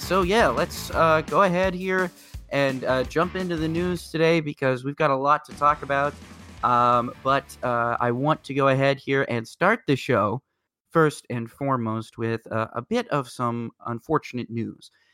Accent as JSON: {"language": "English", "town": "Indianapolis", "region": "Indiana", "country": "United States", "tie": "born or raised there", "said": "I'm coming at you from Indianapolis"}